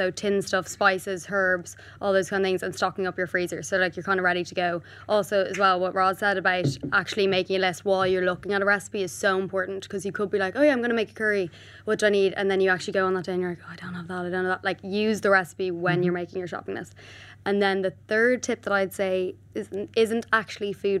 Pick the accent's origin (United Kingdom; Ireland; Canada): Ireland; we're Irish